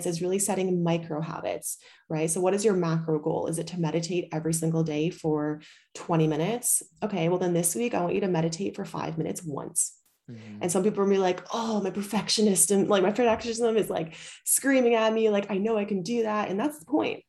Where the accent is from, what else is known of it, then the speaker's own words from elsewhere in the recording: Canada; also born or lived in Bali; now in Europe; I'm from Canada